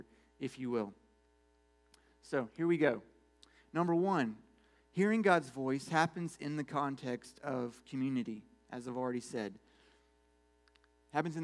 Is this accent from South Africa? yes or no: no; United States; I'm an American too